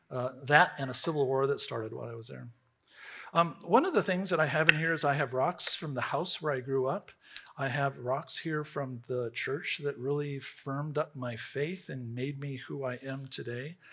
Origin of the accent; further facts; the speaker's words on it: Riverside, California, United States; I grew up in Riverside, California.